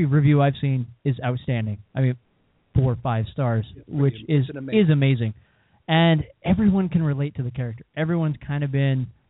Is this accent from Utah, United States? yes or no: yes; Sandy, Utah, United States; I just grew up in Sandy